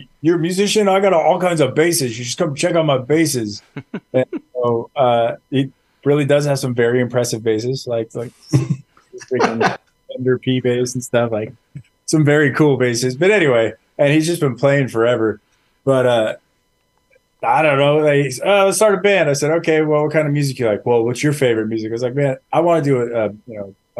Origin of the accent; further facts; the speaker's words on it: Imperial Valley, California, United States; So I'm from the Imperial Valley, which is this little tiny corner of California that's right on the border of Mexico